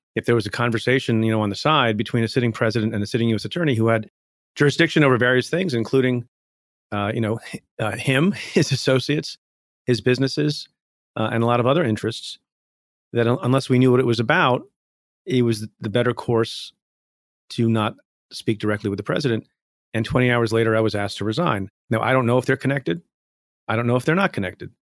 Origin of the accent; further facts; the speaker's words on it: India; now in United States; I was born in India, came to the United States